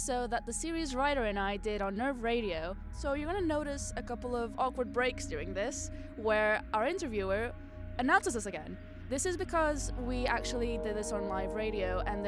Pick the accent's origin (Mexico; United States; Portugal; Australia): Portugal; moved away as an adult; now in Bournemouth, United Kingdom; I've been here for a while, even though I'm from Portugal. I came for undergrad like 5 years ago.